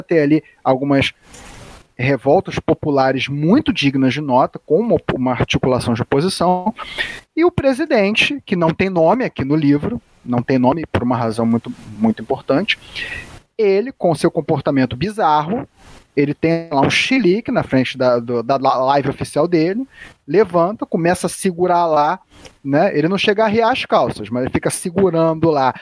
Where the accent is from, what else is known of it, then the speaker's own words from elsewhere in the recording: Rio de Janeiro, Brazil; Eu sou aqui do Rio de Janeiro